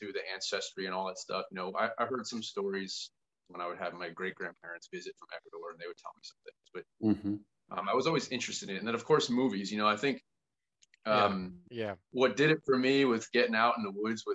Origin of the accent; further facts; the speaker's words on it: upstate New Jersey, United States; I started as a kid when we lived, long story short, that's why I also live in the country now again, back in the backwoods. But we moved to an upstate New Jersey area in the country